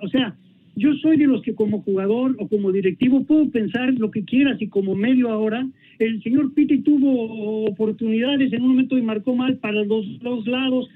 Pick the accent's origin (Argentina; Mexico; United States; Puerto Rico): Mexico; como mexicano